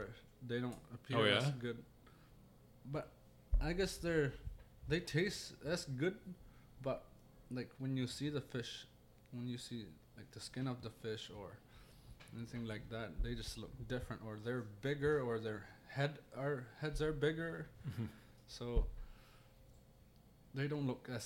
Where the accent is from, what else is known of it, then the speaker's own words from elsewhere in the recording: Pangnirtung, Nunavut, Canada; also born or lived in Iqaluit, Nunavut / Ontario; I was born down there, but I grew up here in Pang. Been here all my life except for 4 years.